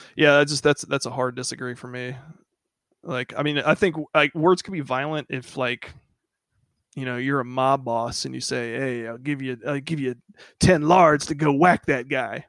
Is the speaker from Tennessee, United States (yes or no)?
no; Macon, Georgia, United States; moved away; also born or lived in Hawaii; growing up in Macon, Georgia.